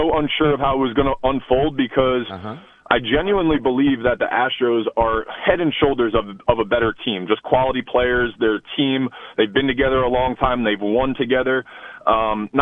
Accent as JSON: {"language": "English", "region": "New Jersey", "country": "United States", "tie": "born or raised there", "said": "I grew up in Jersey"}